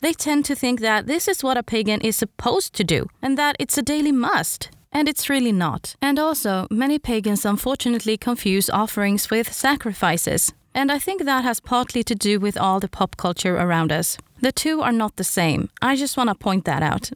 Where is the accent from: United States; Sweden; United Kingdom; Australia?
Sweden; English is a second language; I'm Swedish after all. English is not my first language.